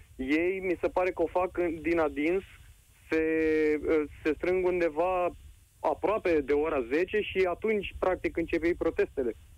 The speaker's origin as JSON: {"language": "Romanian", "town": "Ploiești", "region": "Prahova", "country": "Romania", "said": "Eu sunt din Ploiești"}